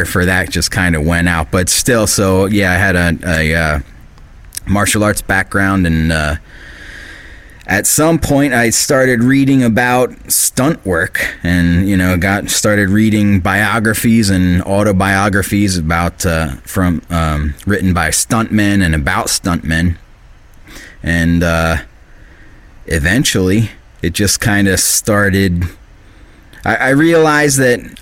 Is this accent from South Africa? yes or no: no; Bucks County, Pennsylvania, United States; I grew up in Bucks County, Pennsylvania, where I live now, but in a different part.